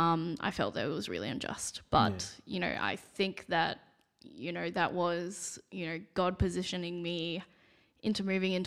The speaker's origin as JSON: {"language": "English", "country": "Singapore", "said": "I am Singaporean and I am going to look different to everybody else."}